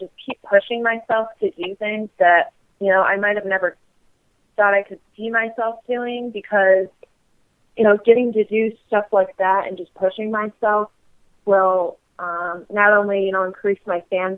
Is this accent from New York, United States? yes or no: no; Michigan, United States; my hometown in Michigan